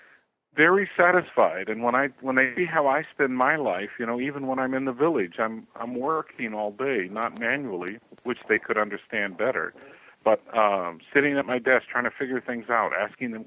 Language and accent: English; United States; moved away as an adult; also born or lived in Amazon, Brazil; I was raised in American culture, so from that perspective, you know, I am an American